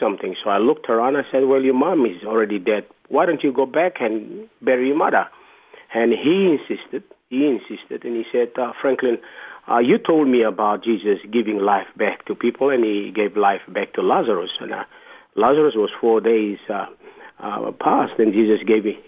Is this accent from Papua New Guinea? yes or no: yes; Papua New Guinea; also born or lived in New Ireland Province / Madang; originally I'm from Papua New Guinea